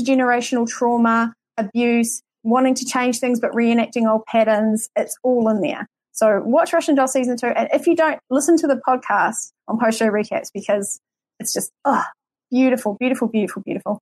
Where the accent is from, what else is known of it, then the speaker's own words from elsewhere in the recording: New Zealand; accent: New Zealand; my New Zealand accent